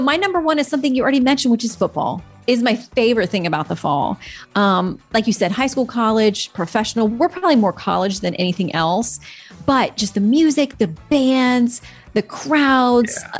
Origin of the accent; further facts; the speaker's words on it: Florida, United States; I'm from Florida